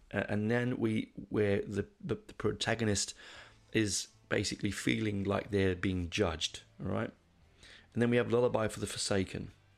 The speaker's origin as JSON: {"language": "English", "region": "England", "country": "United Kingdom", "tie": "born or raised there", "moved": "yes", "lives_now": "Australia", "said": "when I was a kid growing up in England"}